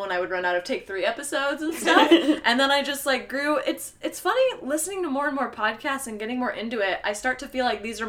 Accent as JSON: {"language": "English", "country": "United States", "said": "we are from America"}